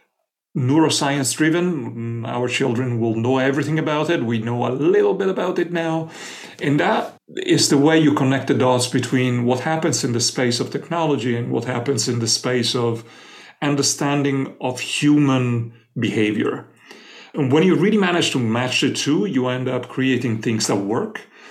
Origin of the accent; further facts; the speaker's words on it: Florence, Tuscany, Italy; born there; moved away; I was born in Florence, Italy, but I ended up living most of my life elsewhere.